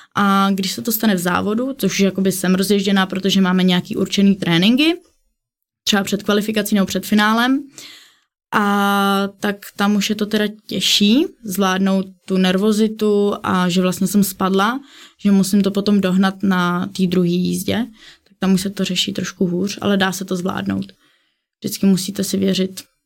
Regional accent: Kostelec nad Orlicí, Hradec Králové Region, Czechia; u nás v Kostelci na Turlicí v mém místním městě

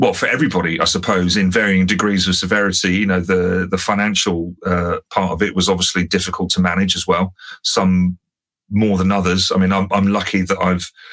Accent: London, United Kingdom; moved away as an adult; now in South Coast, United Kingdom; still as a Londoner, I need to be close enough to be able to just jump in the car and go, bosh, I'm back in on home turf

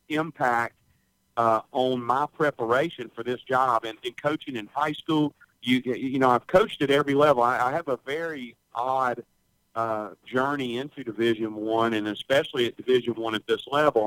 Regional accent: Hattiesburg, Mississippi, United States; also born or lived in Picayune, Mississippi; We moved to Hattiesburg when I was about 5 years old. And so I did, you know, most of my from first through 12th grade there at Oak Grove High School in Hattiesburg

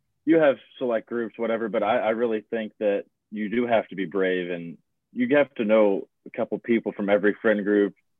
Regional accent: Morgantown, West Virginia, United States; moved away as an adult; I'm from Morgantown, West Virginia. So I'm about 3 hours away from home.

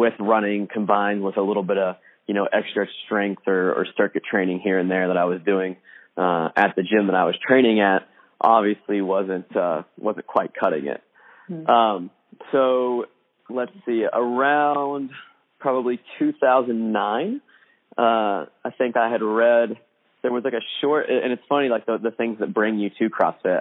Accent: Indiana, United States; came back to a local extension of Indiana University, which was just about 20 miles away from my hometown

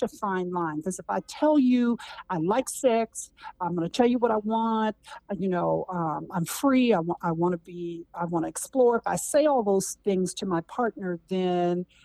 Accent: Berkeley, California, United States; I grew up in Berkeley, California

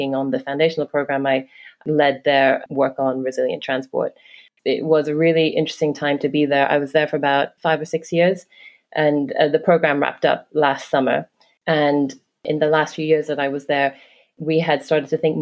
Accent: Hong Kong; also born or lived in London; now in New York City, United States; I grew up in Hong Kong. I lived in London for almost 10 years and then almost the same time in New York City

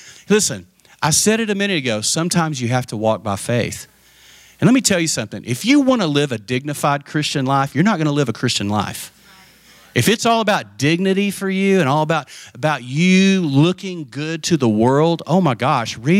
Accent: the panhandle of Texas, United States; also born or lived in Abilene, Texas; I grew up in Tornado Alley up in the panhandle of Texas

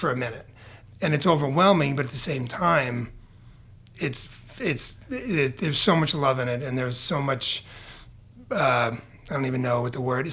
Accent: New York, United States; moved away as an adult; also born or lived in Bronx / Queens / Long Island / Boston area; now in Portland, United States; from New York. My whole family's from the Bronx. I uh, we everybody started to kind of leave. Uh, leave the Bronx in the 70s and 80s and kind of scatter about the Boston area, Queens, Long Island. That's kind of where I ended up growing up.

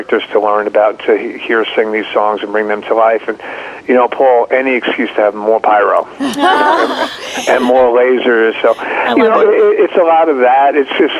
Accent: Northeast, United States; growing up in the Northeast

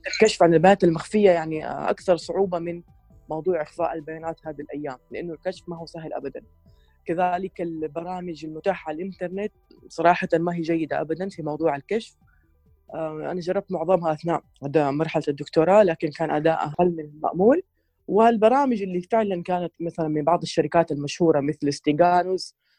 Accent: Saudi Arabia; عندنا في السعوديه

